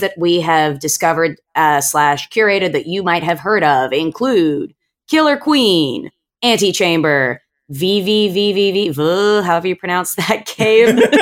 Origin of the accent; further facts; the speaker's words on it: Australia; now in California, United States; I'm originally from Australia. My family's over here. So I ended up coming home to Aussie